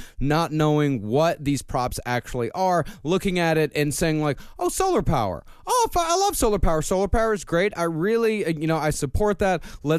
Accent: Texas, United States; moved away; Same here in Texas.

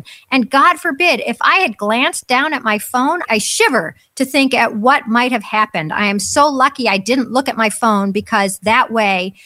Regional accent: United States; first language English; I'm an American. I only speak English

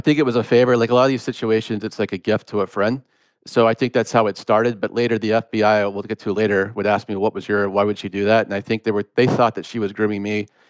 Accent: Gwinnett County, outside Atlanta, Georgia, United States; I grew up in Gwinnett County

